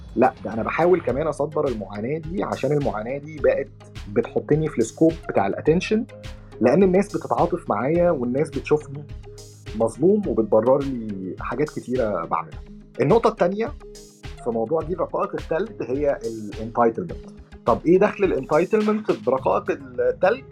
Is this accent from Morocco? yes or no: no; Egypt; عندنا في مصر